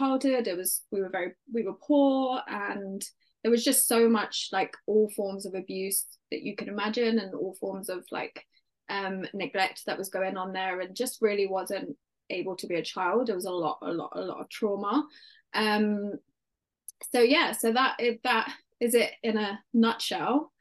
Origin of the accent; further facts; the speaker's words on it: London, United Kingdom; accent: British; I grew up in London in the UK and I'm an only child